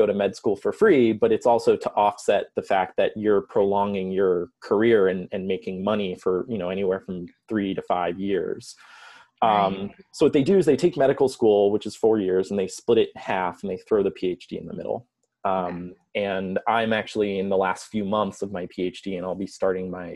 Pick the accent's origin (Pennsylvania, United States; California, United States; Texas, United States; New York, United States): New York, United States; Long Island; moved away as an adult; also born or lived in Geneseo, New York; now in Chicago, United States; I'm originally from New York. So I grew up on Long Island about 30 miles east of New York City.